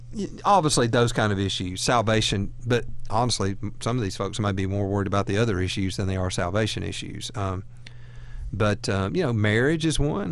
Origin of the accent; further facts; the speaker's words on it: Alabama, United States; We're from Alabama